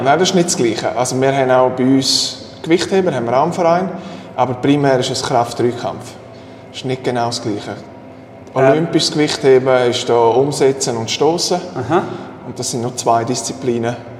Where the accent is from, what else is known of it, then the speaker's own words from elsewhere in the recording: Switzerland; bei uns in der Schweiz